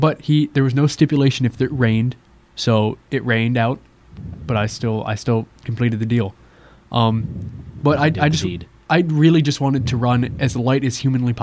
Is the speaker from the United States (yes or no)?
yes; Michigan, United States; moved away; I'm from Michigan